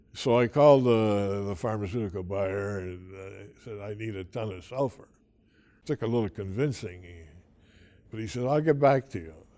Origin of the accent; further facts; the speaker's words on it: Ogdensburg, St. Lawrence County, New York, United States; also born or lived in Massena, New York; I was born in, uh, Augsburg.